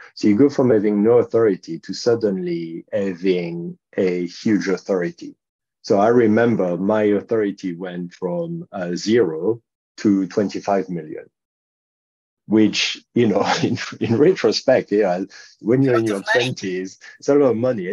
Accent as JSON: {"language": "English", "country": "France", "also_born_or_lived": "United Kingdom", "accent": "French", "second_language": "English", "moved": "as an adult", "lives_now": "London, United Kingdom", "said": "as you can tell from my quite strong accent, I'm a Frenchman. Uh, I've actually lived in the UK longer than I've lived in France"}